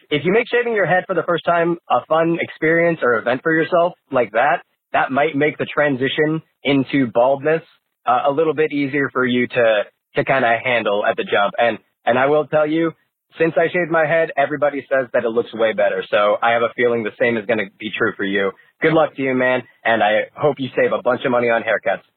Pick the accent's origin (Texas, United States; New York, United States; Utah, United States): New York, United States; Buffalo; now in Philadelphia, United States; I live in Philly, but I grew up in Buffalo, New York